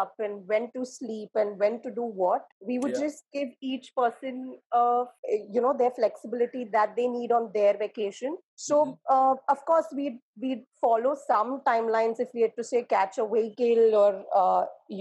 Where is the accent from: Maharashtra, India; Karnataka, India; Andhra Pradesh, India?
Maharashtra, India; Mumbai; I am from Bombay